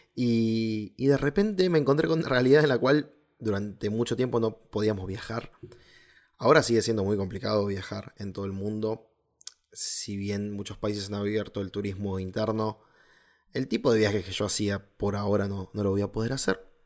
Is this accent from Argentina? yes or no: yes; Río Gallegos, Santa Cruz, Argentina; soy del sur de Argentina